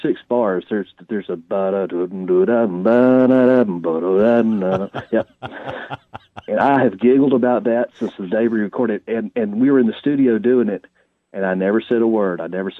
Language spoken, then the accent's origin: English; Longview, Texas, United States; moved away as an adult; now in Nashville, United States; Porter Howell and I grew up together in East Texas in Longview, went to high school together